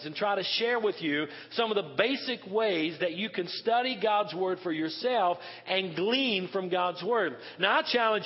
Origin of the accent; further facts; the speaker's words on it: Western North Carolina, United States; moved away; I'm from Western North Carolina. I'm from the South and kind of almost the Bible Belt there